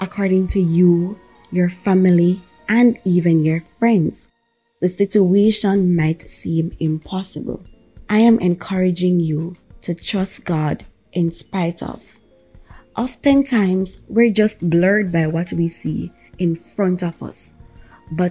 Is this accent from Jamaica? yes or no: yes; Jamaica; I am from Jamaica